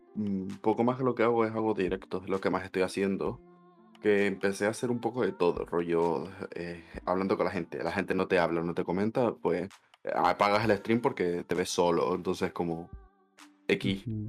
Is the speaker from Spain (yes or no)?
yes; Canary Islands, Spain; soy de Canarias, que soy de España